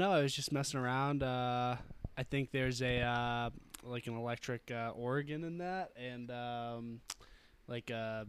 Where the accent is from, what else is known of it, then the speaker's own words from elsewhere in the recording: Wells, Maine, United States; moved away as an adult; now in Durham, New Hampshire, United States; I usually spend my summers in the past up in Wells, Maine, which is my hometown.